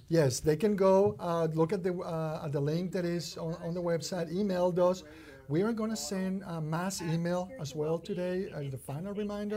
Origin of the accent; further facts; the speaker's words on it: Mexico City, Mexico; now in Kentucky, United States; growing up in Mexico